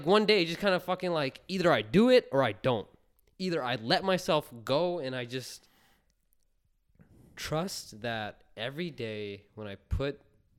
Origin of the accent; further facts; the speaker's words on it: Punjab, India; like I'm Indian, right? I'm Punjabi, and my culture is coming from there.